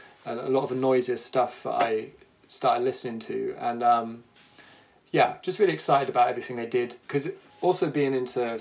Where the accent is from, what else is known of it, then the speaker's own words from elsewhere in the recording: Somerset, South West England, United Kingdom; moved away as an adult; also born or lived in Brighton; I grew up in Somerset